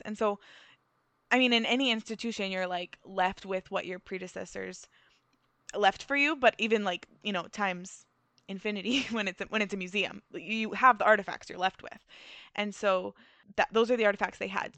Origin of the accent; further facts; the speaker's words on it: Manitoba, Canada; moved away; also born or lived in Saskatchewan; originally, I'm from Manitoba